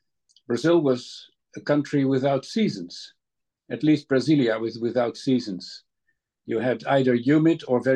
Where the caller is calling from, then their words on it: The Hague, South Holland, Netherlands; With my study is in my house in The Hague.